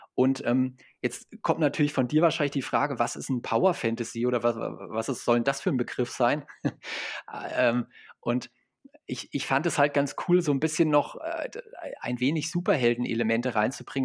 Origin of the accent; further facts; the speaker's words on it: Fulda, Hesse, Germany; ich komme hier aus Fulda, das ist so die Mitte